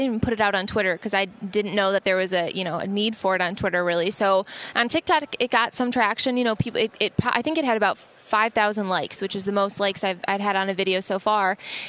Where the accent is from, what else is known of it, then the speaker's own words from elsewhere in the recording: Midwest, United States; growing up in the Big Ten territory, I knew that dynamic pretty well.